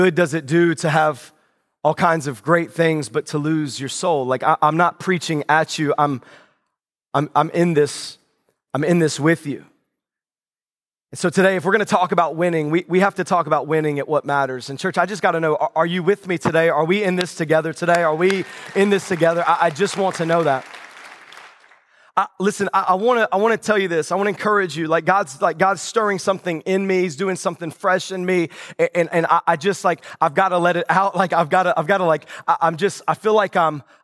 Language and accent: English; the South, United States; moved away; I grew up in the South.